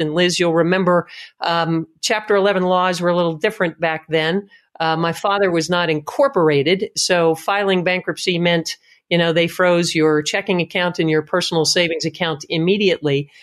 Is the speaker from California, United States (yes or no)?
no; Tamaqua, Pennsylvania, United States; I grew up in Tamaqua, Pennsylvania